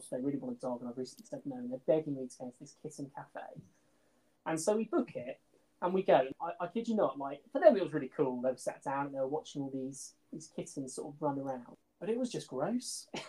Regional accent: England, United Kingdom; We're two friends from the Midlands who are absolutely diehard Survivor fans.

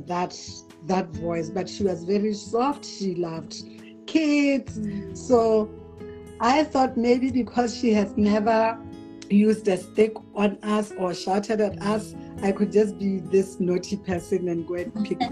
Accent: Francistown, North-East District, Botswana; I was born in Francistown for the most part of my earlier years. I stayed with my grandmother.

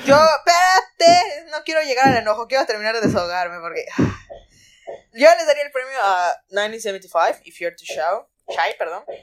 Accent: Cozumel, Quintana Roo, Mexico; yo soy de Cozumel

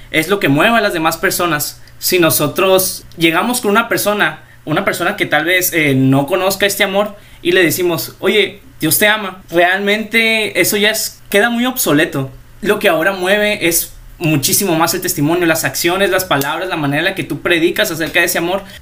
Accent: La Paz, Baja California Sur, Mexico; tengo 19 años de edad, eh, soy originario de La Paz, Baja California Sur.

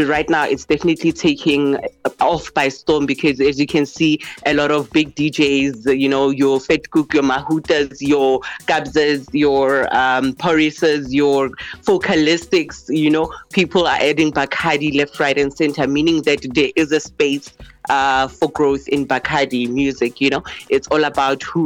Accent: Pretoria, Gauteng, South Africa; I'm from Pretoria representing Soshanguve.

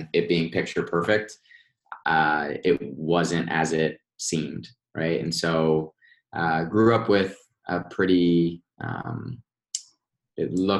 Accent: Westfield, United States; I grew up in Westfield

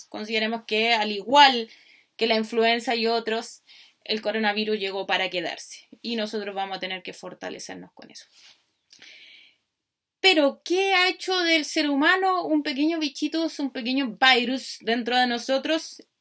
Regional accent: Chile; soy chilena, por lo tanto la mayoría de las reflexiones van a partir de donde vivo, de donde estoy, de donde soy.

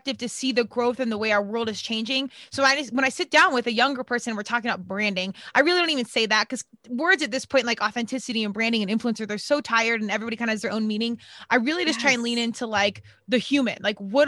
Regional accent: Colorado, United States; moved away as an adult; I was from Colorado, went out east to play because there was really nothing competitive at the time in Colorado.

